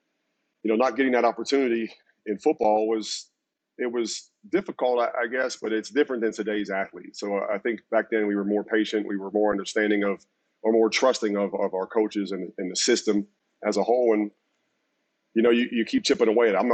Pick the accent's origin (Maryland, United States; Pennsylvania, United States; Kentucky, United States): Pennsylvania, United States; Pittsburgh; moved away as an adult; also born or lived in Miami; I grew up in Pittsburgh